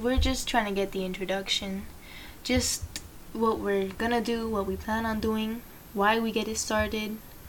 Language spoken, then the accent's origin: English; Miami, Florida, United States; I am from Miami, you know, born and raised in Dade. I still go to school.